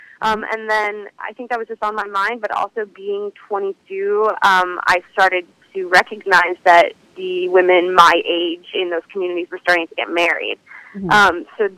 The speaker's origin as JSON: {"language": "English", "country": "United States", "tie": "born or raised there", "also_born_or_lived": "Israel", "said": "I was five, so I grew up in the United States."}